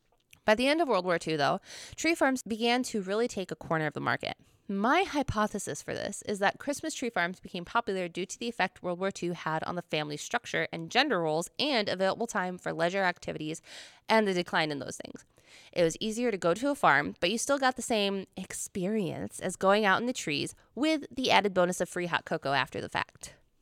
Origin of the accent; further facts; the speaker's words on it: New York, United States; We're from New York.